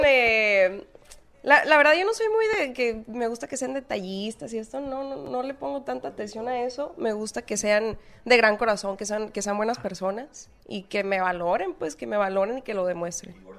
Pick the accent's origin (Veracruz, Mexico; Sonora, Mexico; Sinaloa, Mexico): Sinaloa, Mexico; Culiacán; Yo nací en Culiacán, Sinaloa